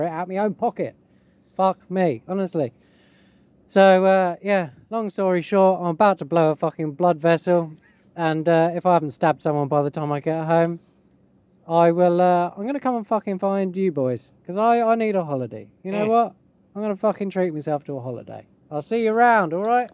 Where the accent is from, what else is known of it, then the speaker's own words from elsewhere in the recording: England, United Kingdom; As an Englishman